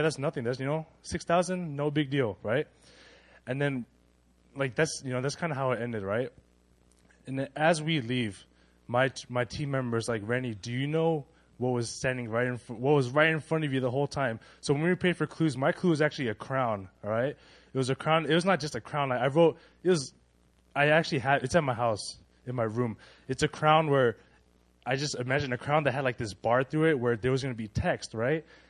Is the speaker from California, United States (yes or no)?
yes; California, United States; we're from California, so we speak Spanish